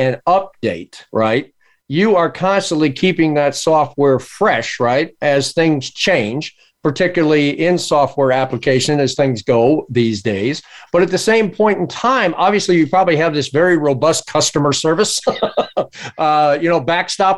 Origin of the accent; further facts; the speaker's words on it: Washington, District of Columbia, United States; also born or lived in Arlington; I was born in Washington, D.C.